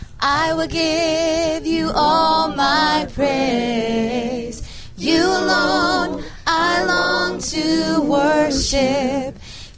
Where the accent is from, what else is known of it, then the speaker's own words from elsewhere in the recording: Montana, United States; also born or lived in Seattle, Washington; I grew up in the Four Square Church back in Seattle and Montana.